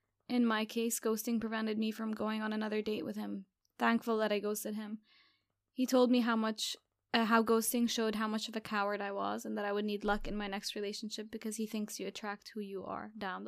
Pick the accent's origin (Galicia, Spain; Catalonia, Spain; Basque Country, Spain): Catalonia, Spain; English is a second language; As a curious fact, I am from Catalonia, and here, instead of St. Valentine, we celebrate St. Jordi, which is on April 23rd.